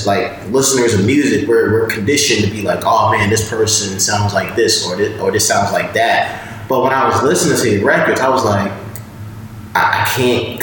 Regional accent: New York, United States; we're all from New York

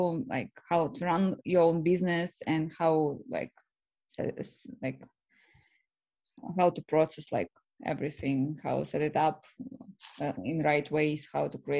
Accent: Russia; moved away as an adult; also born or lived in Florida, United States; now in Los Angeles, United States; I'm originally from Russia and moved to US 6 years ago.

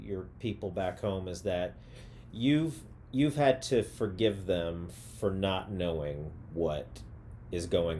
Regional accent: Missouri, United States; moved away as an adult; also born or lived in Chicago / Las Vegas; now in Los Angeles, United States; I'm from Missouri

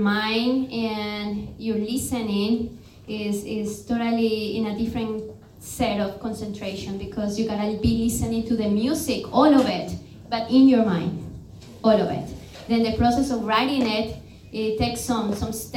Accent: Cali, Valle del Cauca, Colombia; moved away as an adult; also born or lived in Arizona, United States / New Orleans, United States; now in New Jersey, United States; I was born in Cali, Colombia, and I came to the States to get my higher education.

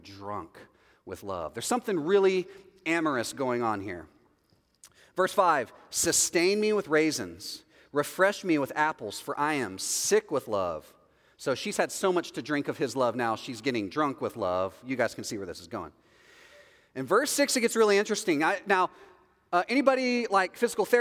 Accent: Texas, United States; I'm from Texas

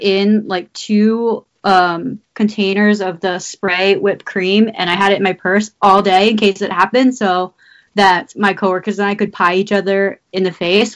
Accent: Maryland, United States; I grew up in Maryland

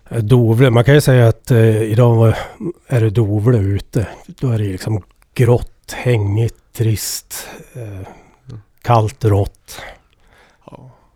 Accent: Edsbyn, Gävleborg County, Sweden; accent: Ovanåker dialect; Jag kommer ju från Edsbyn, Ovanåkers kommun, Hälsingland

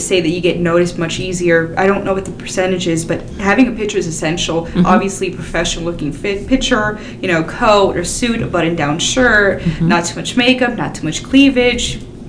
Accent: Miami, Florida, United States; moved away as an adult; now in Tennessee, United States; I'm from Miami, Florida originally, and we moved to Tennessee about 4.5 years ago for a job opportunity for my husband.

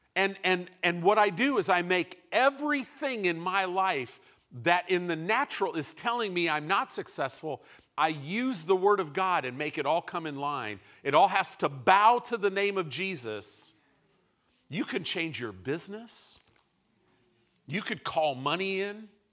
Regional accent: Illinois, United States; moved away; also born or lived in California; I grew up in Illinois.

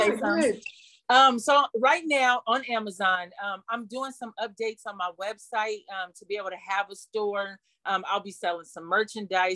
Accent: Toledo, Ohio, United States; now in Seattle, United States; my hometown of Toledo

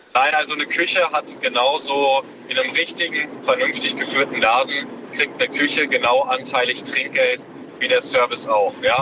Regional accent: Münsterland, North Rhine-Westphalia, Germany; ich komme aus dem Münsterland

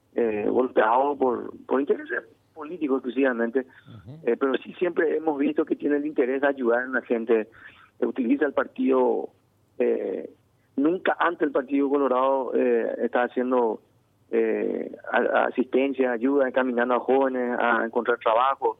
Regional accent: Paraguay; como paraguayos

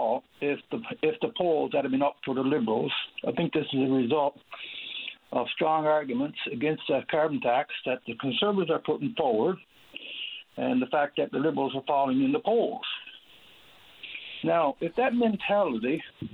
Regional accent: Newfoundland and Labrador, Canada; as a Newfoundlander and Labradorian

